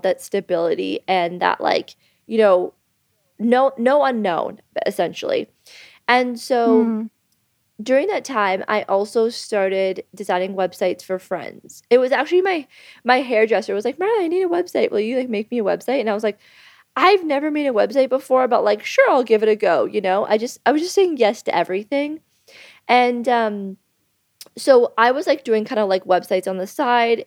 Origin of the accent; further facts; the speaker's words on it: Thornbury, Ontario, Canada; now in Bali, Indonesia; I'm from Canada. I'm from actually a really small town in Canada. Shout out to Thornbury, Ontario